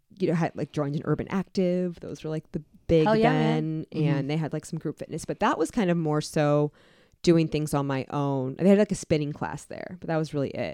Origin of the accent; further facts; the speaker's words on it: Canton, Ohio, United States; moved away as an adult; also born or lived in Columbus, Ohio; I'm from Canton, Ohio